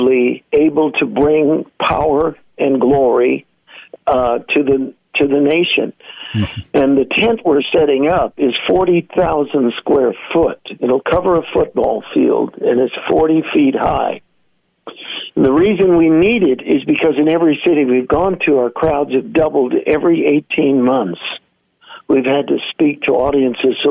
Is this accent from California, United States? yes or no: yes; San Francisco, California, United States; I'm born and raised in San Francisco